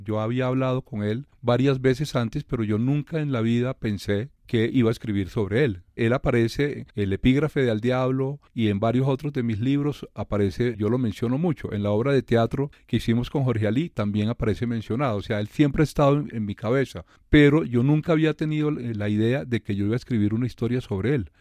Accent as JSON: {"language": "Spanish", "town": "Valledupar", "region": "Cesar", "country": "Colombia", "accent": "vallenato", "said": "con todo nuestro cantadito, con todo nuestro dejo"}